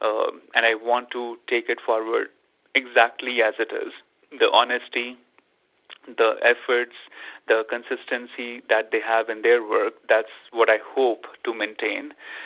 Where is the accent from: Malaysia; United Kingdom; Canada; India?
India; moved away; growing up in India, I was surrounded by not only my own family, which is spiritual